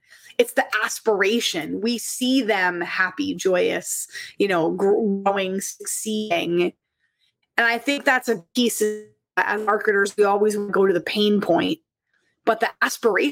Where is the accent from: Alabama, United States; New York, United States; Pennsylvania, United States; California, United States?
Pennsylvania, United States; moved away as an adult; now in Toronto, Canada; I was from Pennsylvania